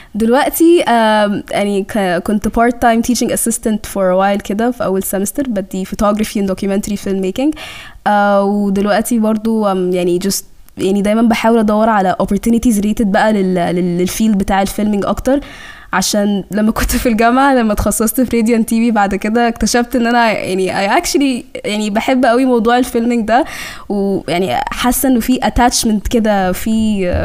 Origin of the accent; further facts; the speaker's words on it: Cairo, Cairo Governorate, Egypt; accent: Egyptian; also born or lived in Sudan; انا يعني من السودان آه وجيت هنا مصر